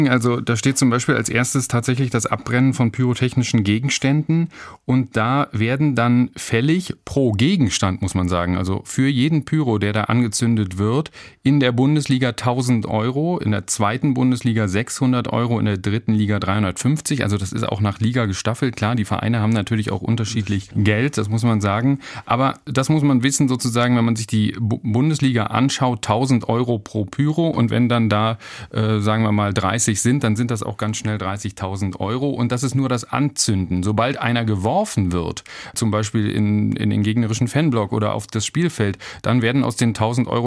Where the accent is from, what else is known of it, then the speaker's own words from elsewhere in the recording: Berlin, Germany; now in Karlsruhe, Germany; ich bin Berliner, hast du gesagt, und war auch die ersten 30 Jahre meines Lebens ja in Berlin. Und jetzt bin ich seit zehn Jahren hier in Karlsruhe.